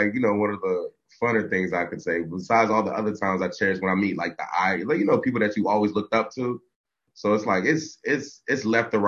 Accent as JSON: {"language": "English", "region": "South Florida", "country": "United States", "said": "I'm from South Florida."}